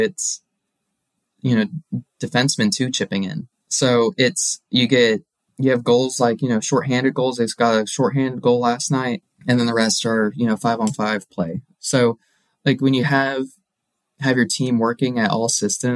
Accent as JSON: {"language": "English", "town": "Dallas", "region": "Texas", "country": "United States", "tie": "born or raised there", "said": "They're my hometown team and the team that I grew up watching."}